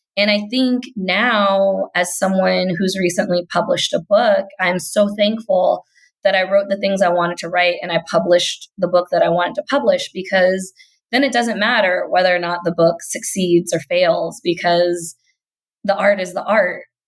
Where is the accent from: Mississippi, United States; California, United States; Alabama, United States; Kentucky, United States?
Kentucky, United States; accent: Kentucky; I'm from Kentucky because sometimes that Kentucky accent will slip right out.